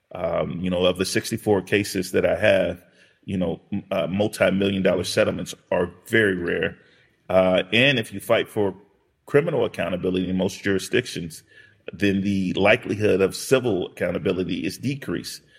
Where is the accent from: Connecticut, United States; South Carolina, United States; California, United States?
California, United States; Los Angeles; I grew up in South Central Los Angeles during what were called the Rodney King era